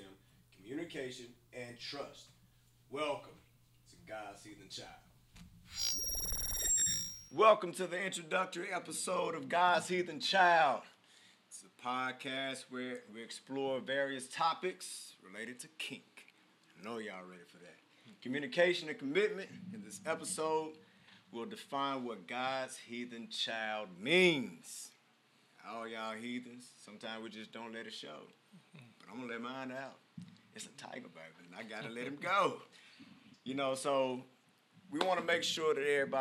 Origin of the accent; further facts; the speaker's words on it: Nashville, Tennessee, United States; also born or lived in Lufkin, Texas / Gladeville, Tennessee / Murfreesboro, Tennessee; I grew up in Nashville, Tennessee, born in Lufkin, Texas. So I'm a Southern boy, country all the way through and through